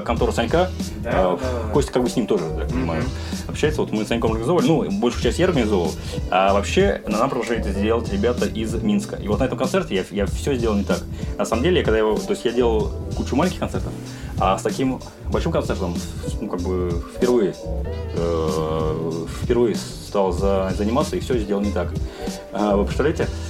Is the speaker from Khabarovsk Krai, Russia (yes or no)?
no; Vladimir, Vladimir Oblast, Russia; я так как из Владимира, от Владимира в Москву ехать э, всего лишь 3 часа на электричке